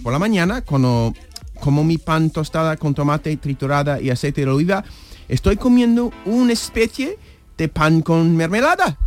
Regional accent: New York, United States; Spanish is a second language; now in Spain; me crié en Nueva York

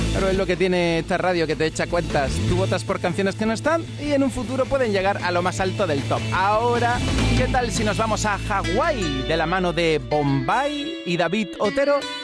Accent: Salobreña, Andalusia, Spain; en Salobreña, que es mi pueblo

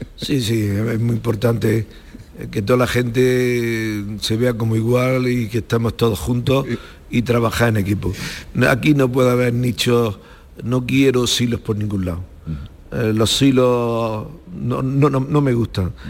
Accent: Macael, Andalusia, Spain; sigo viviendo en Macaé y estoy muy a gusto en Macaé, que es donde nací.

